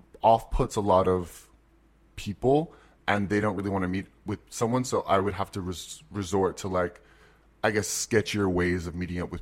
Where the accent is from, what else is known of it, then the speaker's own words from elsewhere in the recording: New York City, New York, United States; I'm from New York